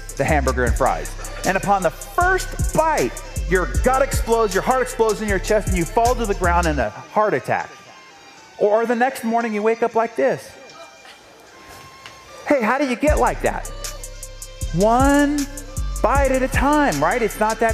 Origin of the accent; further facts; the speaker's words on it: San Diego, California, United States; I'm from San Diego, and this is one of our local heroes